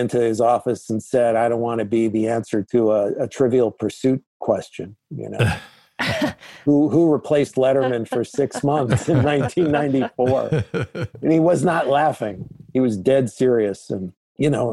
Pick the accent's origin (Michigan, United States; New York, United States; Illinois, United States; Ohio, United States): New York, United States; moved away as an adult; also born or lived in Chicago; I was from New York